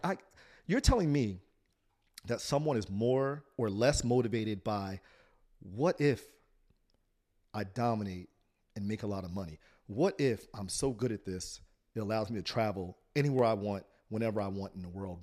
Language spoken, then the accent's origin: English; Trenton, New Jersey, United States; I grew up in Trent, New Jersey